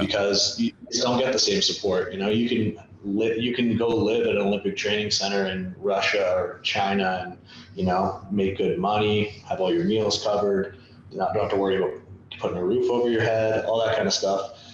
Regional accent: Canada; growing up in Canada

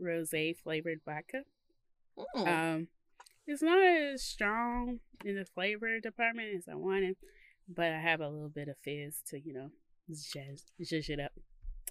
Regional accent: Mississippi, United States; I'm from Mississippi

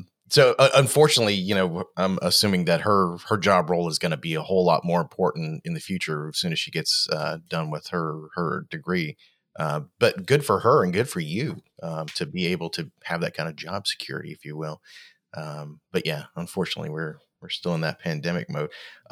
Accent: Australia; born there; Both my parents were in the Navy, and I was born in Australia on a Navy base, way back in the 70s.

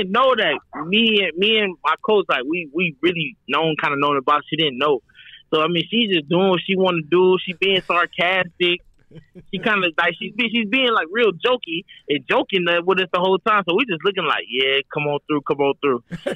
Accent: Atlanta, Georgia, United States; also born or lived in Denver, Colorado; I was born in Denver, so like before we moved to Atlanta

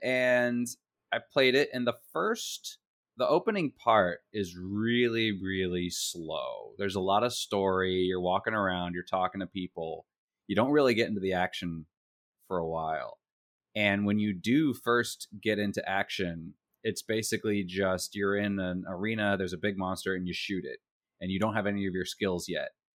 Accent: Virginia, United States; I grew up in Virginia

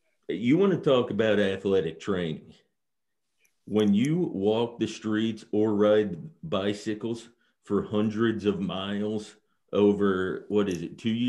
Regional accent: Georgia, United States; moved away; the house I grew up in back in Georgia

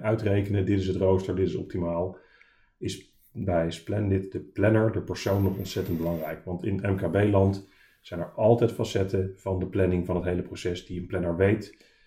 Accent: Arnhem, Gelderland, Netherlands; moved away as an adult; also born or lived in Delft; oorspronkelijk uit Arnhem en daarna gaan studeren in Delft

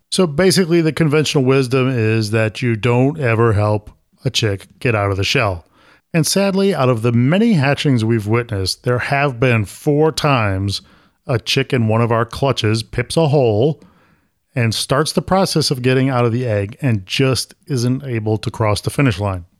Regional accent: Syracuse, New York, United States; now in Florida, United States; I'm from Syracuse, and nobody in Syracuse talks like

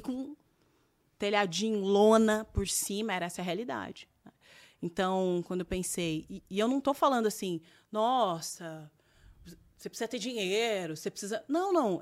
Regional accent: Campinas, São Paulo, Brazil; moved away as an adult; also born or lived in Cascavel, Paraná; E nós quatro crescemos lá em Campinas, num, numa periferia

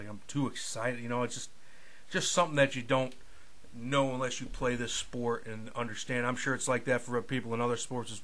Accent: Escanaba, Michigan, United States; I basically enrolled at Baynock Community College in my hometown of Escanaba

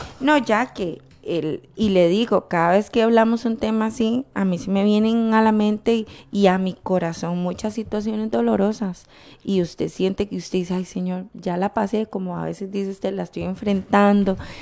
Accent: Costa Rica; la nación en la que nacimos

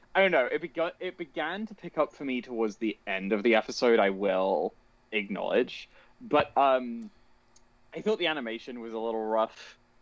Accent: United Kingdom; I am British

